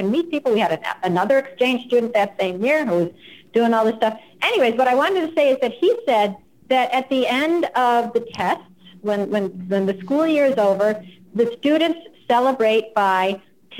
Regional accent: United States; first language English; I'm American

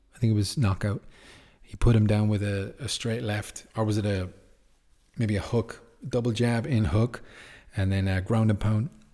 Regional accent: Ireland; Yes, I'm from Ireland

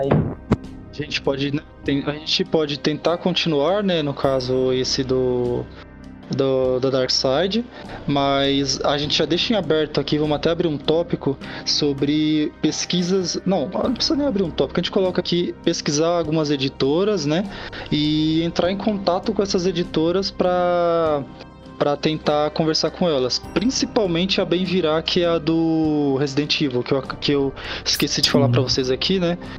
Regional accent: São Paulo, Brazil; nós somos de São Paulo

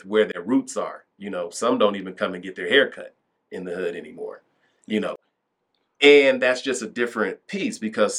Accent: Denver, Colorado, United States; when I talk about like Northeast Denver, when I talk about where I was growing up

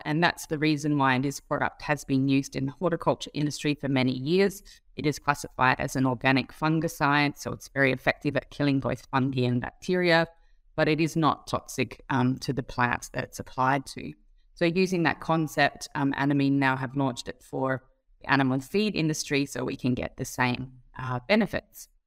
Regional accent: Australia; moved away; also born or lived in Singapore; I'm Australian by birth.

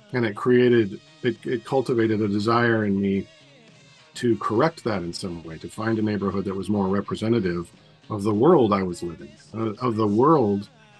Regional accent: Portland, Oregon, United States; I grew up in Northeast Portland in a neighborhood, almost a suburban neighborhood, right on the edge of Northeast Portland.

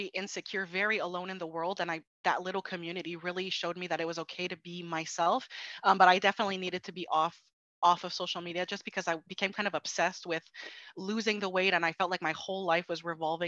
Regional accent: Montreal, Quebec, Canada; I'm from Montreal, Quebec

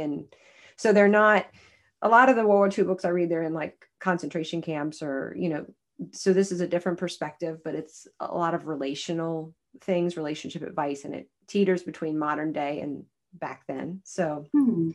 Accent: the South, United States; we're all from the South

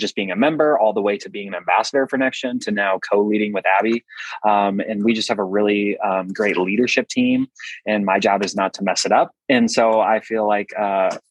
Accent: Billings, Montana, United States; I'm born and from Billings, Montana. Was raised here, lived here, went away for school, came back.

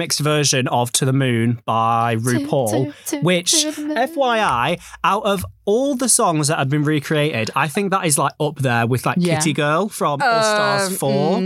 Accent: United Kingdom; as British people

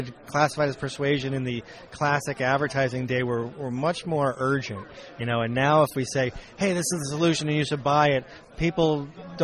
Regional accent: California, United States; I'm a Californian

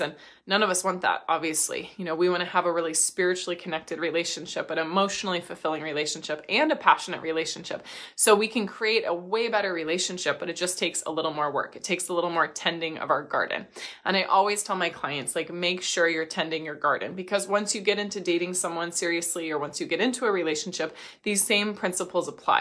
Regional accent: Midwest, United States; I grew up in the Midwest

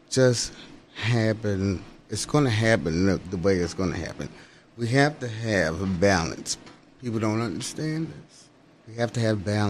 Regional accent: United States; also born or lived in New Jersey / Philadelphia, Pennsylvania; I grew up partially in Jersey, and I grew up partially in Philly

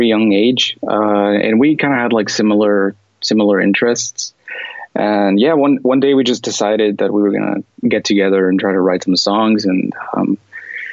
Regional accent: California, United States; first language English; I was born in California

